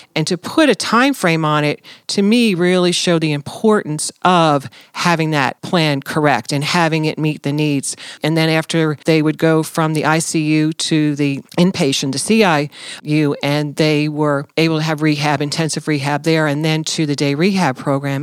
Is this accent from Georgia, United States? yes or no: no; New Jersey, United States; moved away as an adult; I'm originally from New Jersey